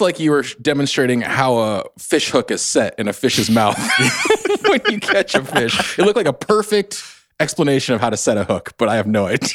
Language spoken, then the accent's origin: English; Bay Area, Northern California, United States; I come from Northern California, the Bay Area